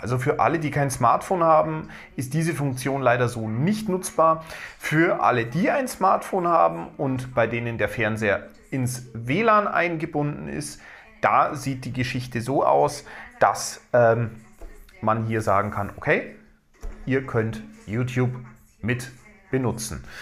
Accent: Bavaria, Germany; bei uns in Bayern

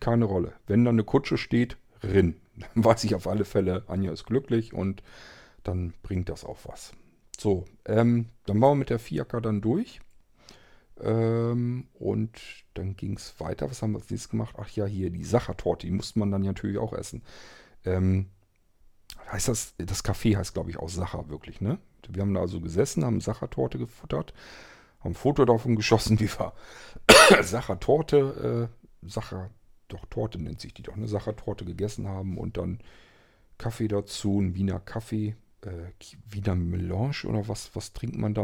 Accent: Germany; bei uns in Deutschland

